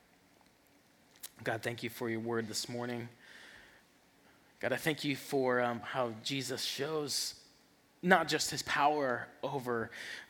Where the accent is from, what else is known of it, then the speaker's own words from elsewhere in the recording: the South, United States; I'm from the South